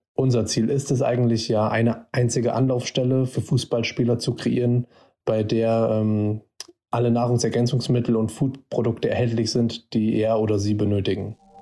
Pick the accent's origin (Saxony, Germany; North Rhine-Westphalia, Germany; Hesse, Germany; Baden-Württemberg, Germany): Hesse, Germany; Fulda; kommen beide aus Fulda und sind fast schon unser halbes Leben lang befreundet.